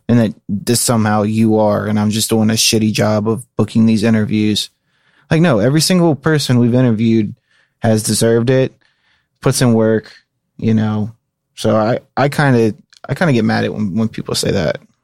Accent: Cincinnati, Ohio, United States; I take pride in my hometown where I'm from

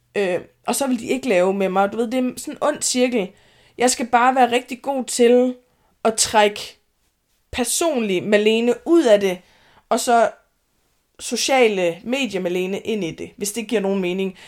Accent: Denmark; moved away as an adult; also born or lived in Høje Taastrup, Zealand; jeg er jyde

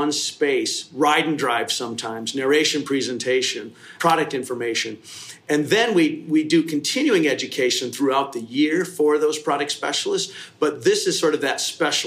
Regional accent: Kalamazoo, Michigan, United States; also born or lived in Detroit; I was born and raised in Michigan, Kalamazoo, West Side.

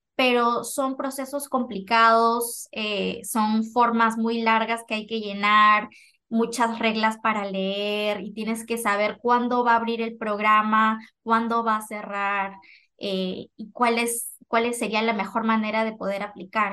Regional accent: Lima, Peru; moved away as an adult; now in Bakersfield, United States; nacida, crecida en Perú, en Lima.

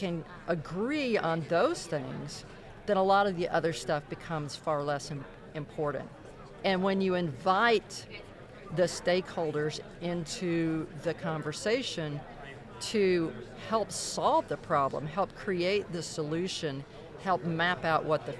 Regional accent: Corsicana, Texas, United States; Well, so understand, my hometown is in Corsicana, Texas. and small town of 20,000 people. I haven't lived there in more than 25 years, and I've lived since then border to border and coast to coast.

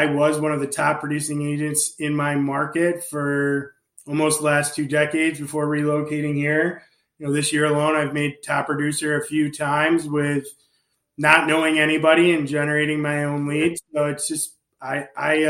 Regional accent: New York, United States; now in Naples, United States; I'm from New York

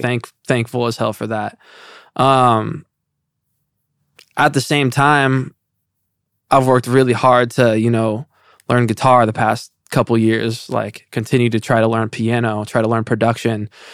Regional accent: Indiana, United States; moved away as an adult; now in Los Angeles, United States; I'm living in L A and I'm from Indiana

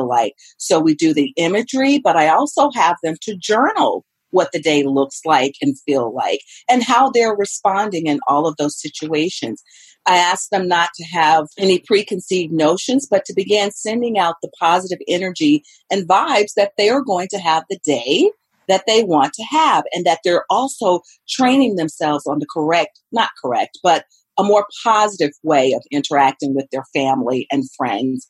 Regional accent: the South, United States; moved away; I am from the South, and we make something called cornbread dressing

